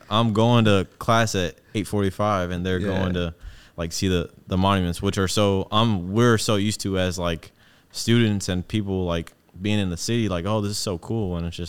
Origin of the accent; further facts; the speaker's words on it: Atlanta, Georgia, United States; born there; That's where my little sister was born. I was born in Atlanta.